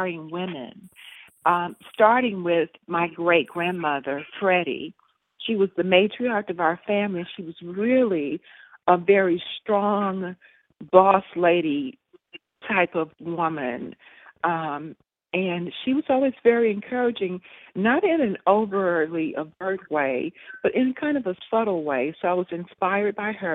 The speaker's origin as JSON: {"language": "English", "region": "Mississippi", "country": "United States", "tie": "born or raised there", "said": "I grew up in Mississippi"}